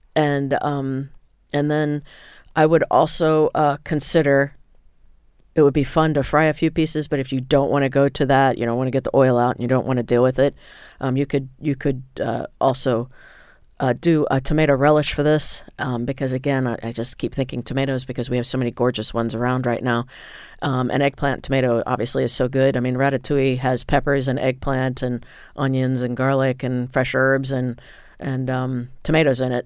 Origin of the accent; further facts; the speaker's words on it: Indiana, United States; I grew up in Indiana where they produce tremendous sweet corn